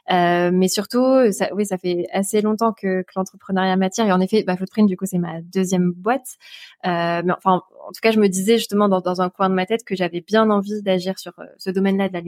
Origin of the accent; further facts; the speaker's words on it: Albi, Occitania, France; born there; now in Montpellier, France; je suis née à Albi, euh, qui, est, qui, donc une jolie ville dans le sud-ouest euh, de la France, à côté de Toulouse, pour ceux qui connaissent pas.